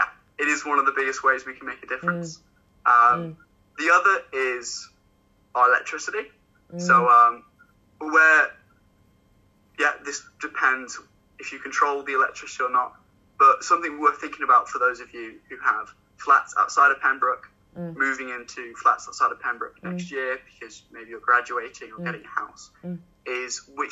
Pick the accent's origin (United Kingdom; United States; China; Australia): China; also born or lived in Hong Kong; So I grew up in China, Hong Kong, so both international.